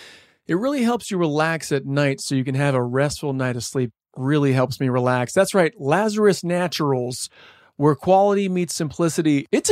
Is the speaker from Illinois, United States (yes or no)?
yes; Evanston, Illinois, United States; I'm from Evanston, Illinois.